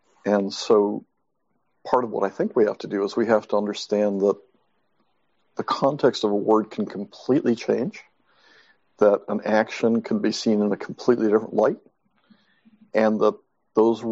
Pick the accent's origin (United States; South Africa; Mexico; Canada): Mexico; moved away; I was brought up in Mexico